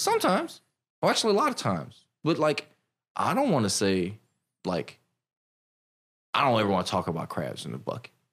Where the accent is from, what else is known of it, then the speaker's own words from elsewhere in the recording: Silver Spring, Maryland, United States; I grew up in Maryland. So I'm from Silver Spring.